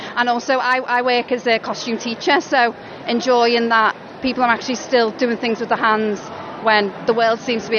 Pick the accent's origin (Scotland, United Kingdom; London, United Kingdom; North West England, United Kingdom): North West England, United Kingdom; the Wirral; I'm from the Wirral